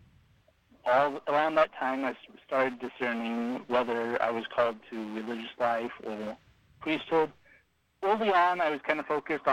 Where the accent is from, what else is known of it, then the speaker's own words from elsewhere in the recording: Whitmore, California, United States; I was raised outside of Redding, California